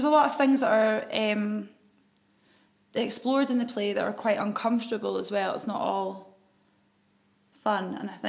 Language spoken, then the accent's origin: English; Scotland, United Kingdom; As Scottish women.